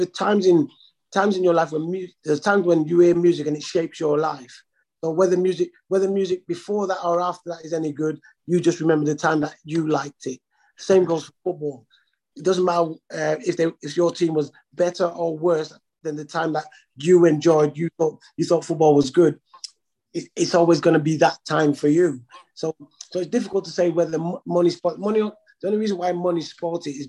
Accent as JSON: {"language": "English", "town": "Manchester", "region": "North West England", "country": "United Kingdom", "tie": "born or raised there", "said": "When I was growing up in Manchester"}